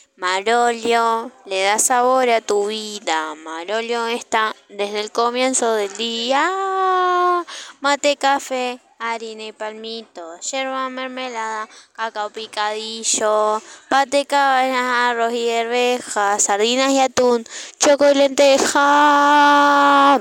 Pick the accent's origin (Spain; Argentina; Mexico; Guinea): Argentina; El Calafate, Santa Cruz; en la Argentina, en la República de Mierda que me tocó nacer